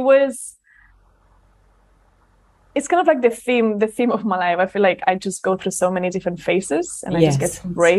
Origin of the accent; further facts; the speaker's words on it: Barcelona, Catalonia, Spain; born there; also born or lived in London; Like, I was born in Barcelona, moved to London, so big city.